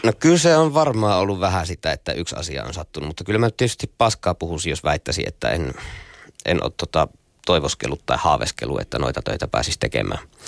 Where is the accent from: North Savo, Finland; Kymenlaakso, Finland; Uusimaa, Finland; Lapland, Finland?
North Savo, Finland; Nilsiä; mä oon pieneltä kylältä Jumalan selän takkaa kotoisin